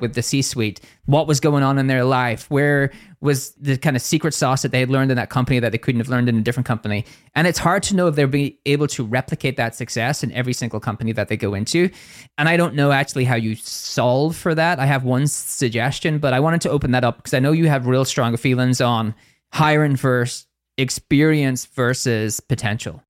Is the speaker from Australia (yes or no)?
no; Northern Ireland, United Kingdom; accent: Northern Irish